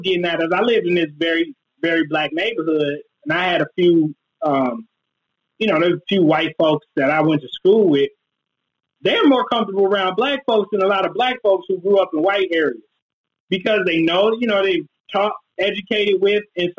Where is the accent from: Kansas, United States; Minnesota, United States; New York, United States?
Minnesota, United States; Minneapolis; Near North, the hood where I grew up, is like 85% black.